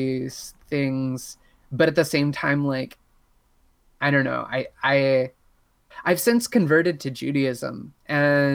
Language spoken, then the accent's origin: English; Southern Indiana, United States; I grew up in Southern Indiana